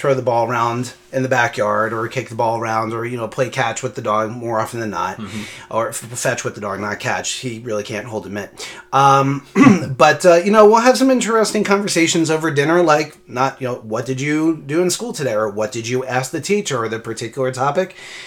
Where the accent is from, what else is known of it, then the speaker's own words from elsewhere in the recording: Philadelphia, Pennsylvania, United States; Originally born and raised in Philly